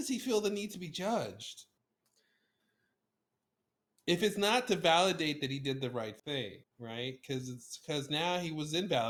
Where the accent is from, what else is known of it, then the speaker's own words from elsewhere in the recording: Iraq; I'm from Iraq. You can tell from my accent.